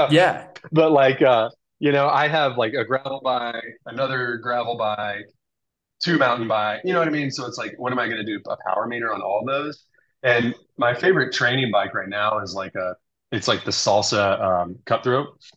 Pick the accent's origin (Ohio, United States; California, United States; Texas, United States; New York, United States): California, United States; I had two down jackets because I'm from Southern California